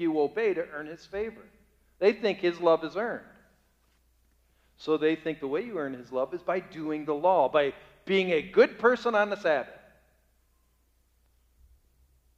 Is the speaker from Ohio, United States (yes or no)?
yes; Bay Village, Ohio, United States; The town I grew up in Bay Village, Ohio